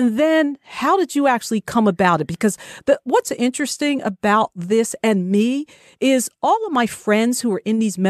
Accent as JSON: {"language": "English", "region": "New Jersey", "country": "United States", "tie": "born or raised there", "said": "I'm originally from New Jersey, born and bred, proud to say"}